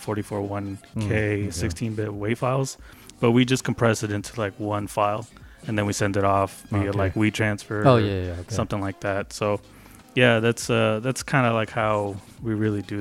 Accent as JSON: {"language": "English", "town": "Round Rock", "region": "Texas", "country": "United States", "tie": "born or raised there", "also_born_or_lived": "Mexico", "said": "I grew up in Round Rock, which is like a suburb"}